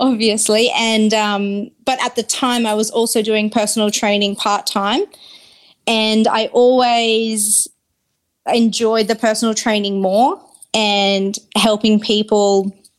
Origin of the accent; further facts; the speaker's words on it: Brisbane, Queensland, Australia; I grew up in Brisbane